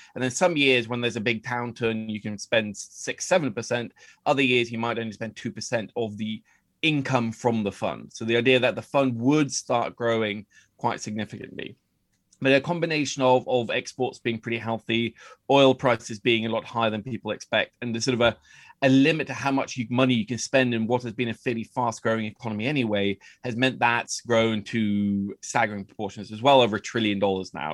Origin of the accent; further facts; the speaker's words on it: Oslo, Norway; moved away as an adult; also born or lived in United Kingdom / United States; I grew up in Oslo with a very English-sounding last name